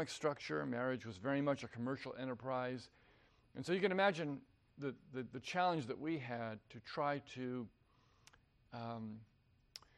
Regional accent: New Jersey, United States; moved away as an adult; also born or lived in Vienna, Virginia; I was born and raised in New Jersey

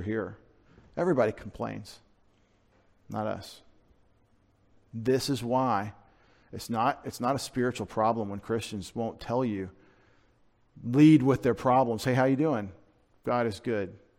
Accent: United States; I'm an American

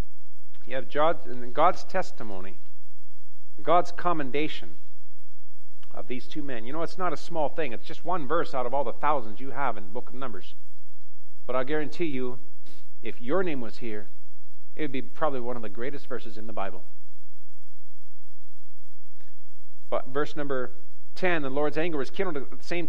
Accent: Western Canada, Canada; I grew up in Western Canada, in the bush country

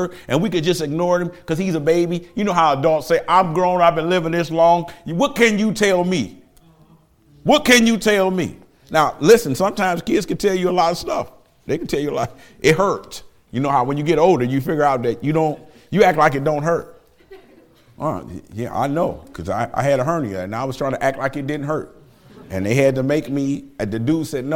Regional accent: Detroit, Michigan, United States; now in Lima, United States; I do not apologize for being from Detroit

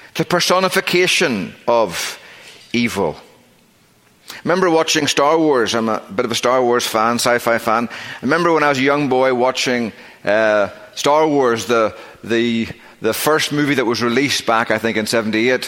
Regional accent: Northern Ireland, United Kingdom; moved away; I grew up in Northern Ireland

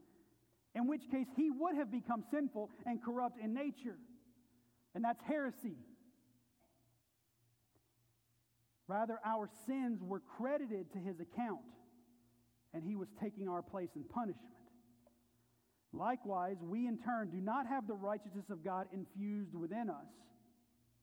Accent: the South, United States; I grew up in the South

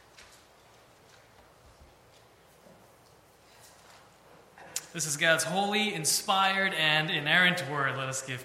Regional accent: New York City, New York, United States; moved away as an adult; now in Philadelphia, United States; I am originally from New York City. That's where I was raised

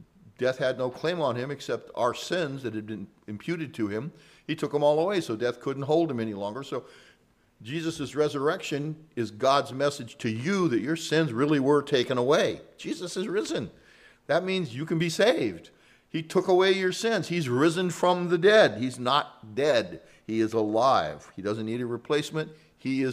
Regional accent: San Joaquin Valley, California, United States; moved away; I was from the San Joaquin Valley

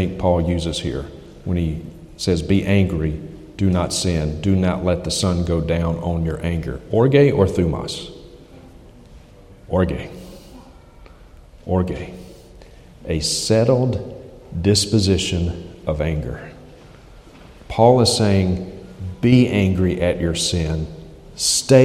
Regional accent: United States; moved away; I'm from the States

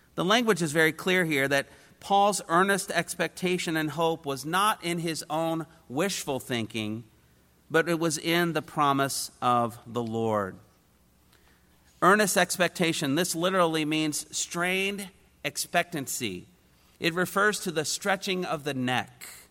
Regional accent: Indiana, United States; I was a kid from Indiana

